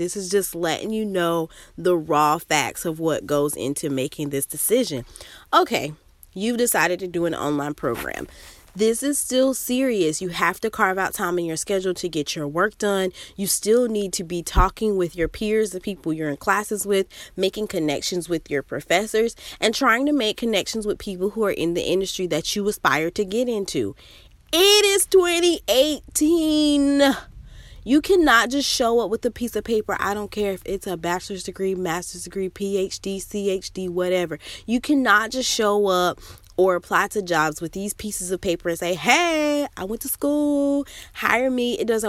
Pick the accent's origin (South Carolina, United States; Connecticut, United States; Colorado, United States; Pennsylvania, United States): South Carolina, United States; now in South Florida, United States; I'm from South Carolina and I moved to South Florida for graduate school.